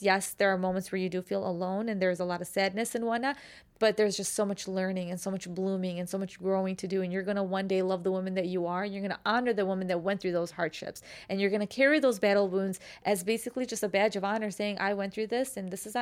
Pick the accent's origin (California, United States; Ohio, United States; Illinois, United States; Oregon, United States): Illinois, United States; Chicago; accent: Chicago; the Chicago accent